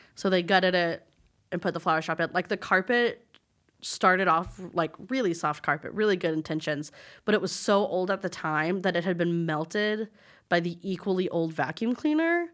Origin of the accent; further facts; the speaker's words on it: Lubbock, Texas, United States; moved away as an adult; now in Dallas, United States; my first job when I moved to Dallas, 'cause I'm from Lubbock